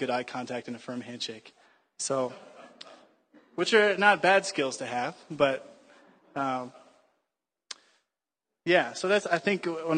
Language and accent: English; United States; I am American